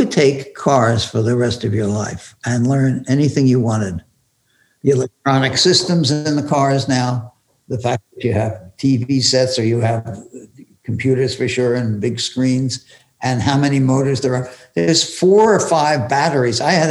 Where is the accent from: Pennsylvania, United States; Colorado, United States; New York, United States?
Pennsylvania, United States; Philadelphia; When I grew up in Philadelphia